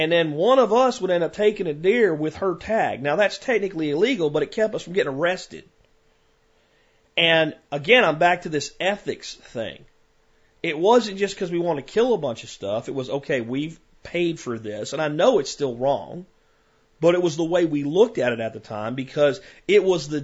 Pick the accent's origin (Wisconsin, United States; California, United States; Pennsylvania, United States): Pennsylvania, United States; growing up in Pennsylvania